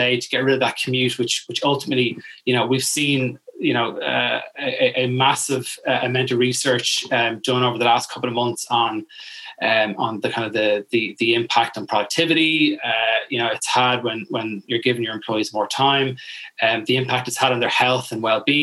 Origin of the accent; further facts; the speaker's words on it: Ashbourne, County Meath, Ireland; I'm originally from Ashburn and came to Meath. I've lived here pretty much all my life